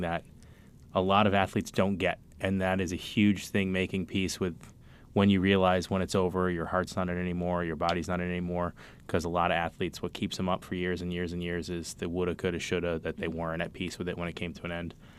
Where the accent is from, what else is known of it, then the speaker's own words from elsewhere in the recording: Cambridge, Massachusetts, United States; I'm from Cambridge